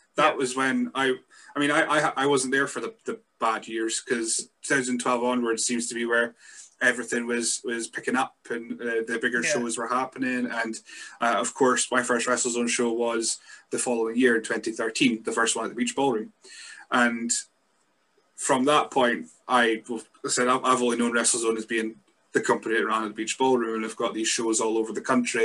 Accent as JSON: {"language": "English", "region": "Scotland", "country": "United Kingdom", "said": "being a Scot myself"}